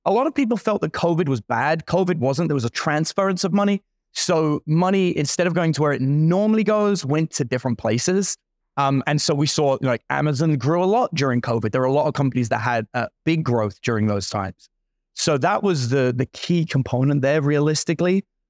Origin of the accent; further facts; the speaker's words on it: London, United Kingdom; I grew up in London, but like in the worst parts of London.